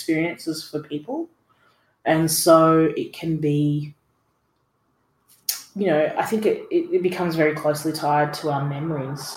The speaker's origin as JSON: {"language": "English", "town": "Dubbo", "region": "New South Wales", "country": "Australia", "tie": "born or raised there", "said": "when I was growing up in Dubbo in the 90s"}